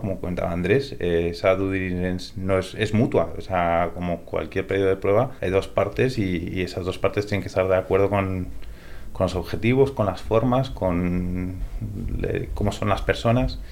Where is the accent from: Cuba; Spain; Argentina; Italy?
Spain; accent: Spanish; also born or lived in California, United States; me crié aquí en España desde los ocho años.